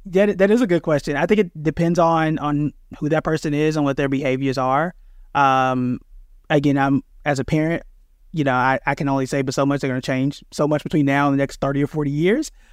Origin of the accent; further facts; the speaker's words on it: Tulsa, Oklahoma, United States; I'm born and raised in Tulsa, Oklahoma